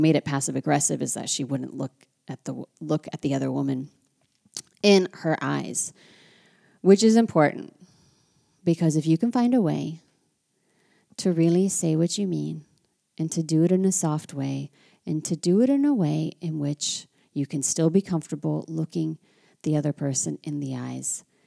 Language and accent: English; United States; now in France; as an American living in France